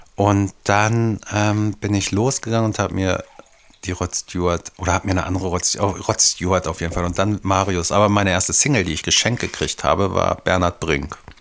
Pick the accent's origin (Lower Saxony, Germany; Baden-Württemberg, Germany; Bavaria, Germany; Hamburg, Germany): Lower Saxony, Germany; Devese; also born or lived in Hanover; ich bin in Devese groß geworden, 500 Einwohner damals